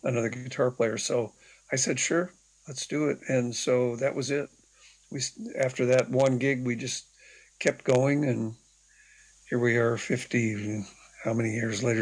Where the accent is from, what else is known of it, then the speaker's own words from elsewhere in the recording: San Jose, California, United States; I grew up in the Bay Area, San Jose, California